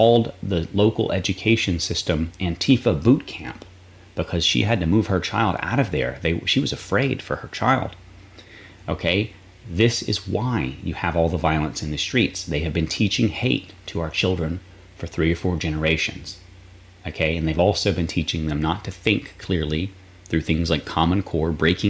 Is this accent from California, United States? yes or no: no; North Carolina, United States; now in Florida, United States; I'm from North Carolina originally